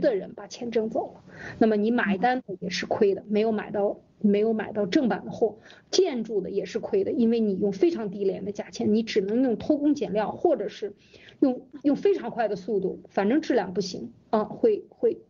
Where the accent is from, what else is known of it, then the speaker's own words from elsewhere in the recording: China; 我们中国人